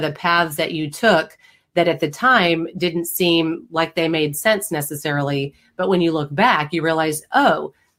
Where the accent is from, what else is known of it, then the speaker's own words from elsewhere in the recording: Houston, Texas, United States; now in Austin, United States; I grew up in the Houston area.